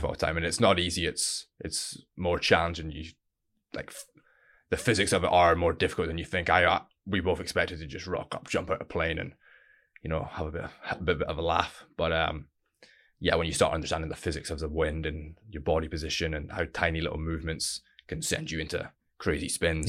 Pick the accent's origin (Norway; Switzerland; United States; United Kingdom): United Kingdom; Stonehaven, Scotland; originally I'm from a little town called Stonehaven, northeast of Scotland